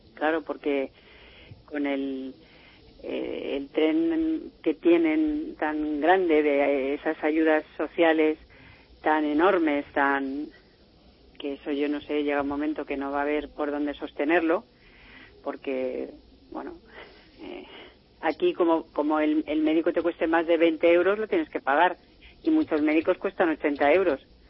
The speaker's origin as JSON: {"language": "Spanish", "country": "Spain", "moved": "yes", "lives_now": "France", "said": "yo como española que soy"}